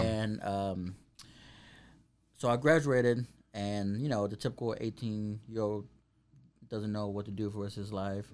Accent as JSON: {"language": "English", "town": "Waco", "region": "Texas", "country": "United States", "tie": "born or raised there", "also_born_or_lived": "Arlington, Texas", "said": "I grew up here in Waco"}